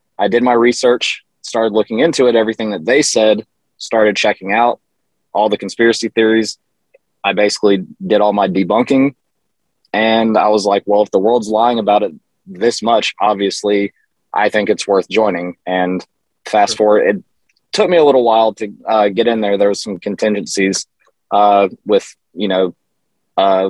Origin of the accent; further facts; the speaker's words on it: the South, United States; growing up in the South